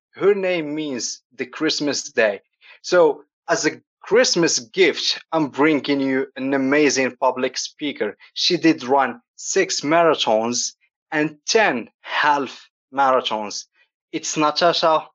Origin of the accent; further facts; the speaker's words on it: Morocco; moved away; also born or lived in Brest, France; I'm from Morocco and we have the sun all time